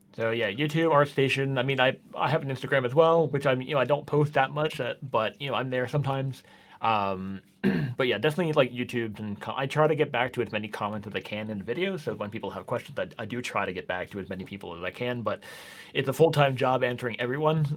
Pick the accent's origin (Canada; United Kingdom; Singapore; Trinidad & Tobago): Canada; moved away as an adult; now in Norway; I'm Canadian